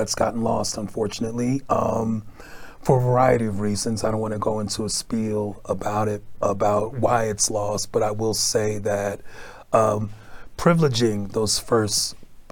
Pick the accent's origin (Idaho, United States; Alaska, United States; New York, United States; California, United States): New York, United States; New York City; now in Chicago, United States; growing up in Brooklyn, New York